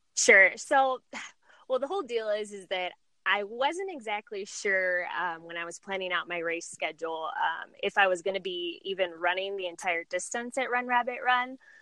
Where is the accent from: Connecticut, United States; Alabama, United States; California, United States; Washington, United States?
California, United States; San Diego; moved away as an adult; also born or lived in Chicago; I was born and raised in San Diego, and I really hadn't ever left um, the area until I moved to Chicago